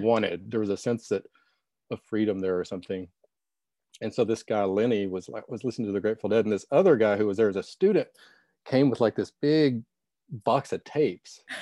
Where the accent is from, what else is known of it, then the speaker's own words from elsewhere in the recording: Little Rock, Arkansas, United States; I'm from Little Rock, Arkansas